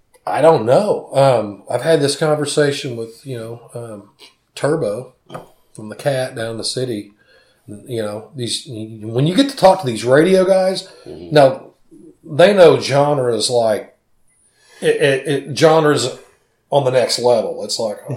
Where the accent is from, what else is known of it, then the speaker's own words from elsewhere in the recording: Edmond, Oklahoma, United States; growing up in Edmond, Oklahoma